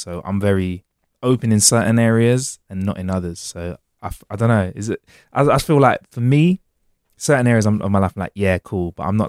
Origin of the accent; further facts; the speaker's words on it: London, United Kingdom; also born or lived in Preston / Manchester; I've always lived in the centre of London. But I've spent a few years out of London when I was studying. I went to the northwest of the UK, Preston, Manchester.